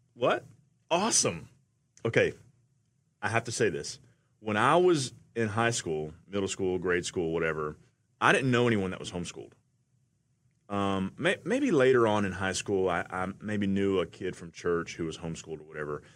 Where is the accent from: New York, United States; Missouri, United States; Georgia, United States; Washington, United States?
Georgia, United States; Atlanta; I'm from Atlanta.